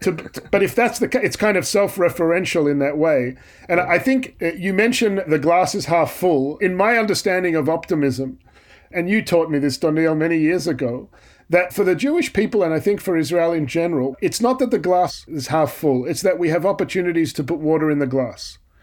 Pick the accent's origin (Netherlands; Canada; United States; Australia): Australia; I'm an Australian